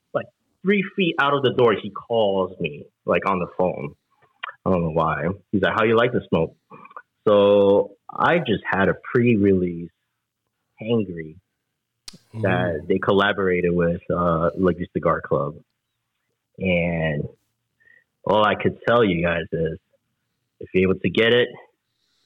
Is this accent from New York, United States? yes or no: yes; New York, United States; We're from New Yorker, man. We're from New York.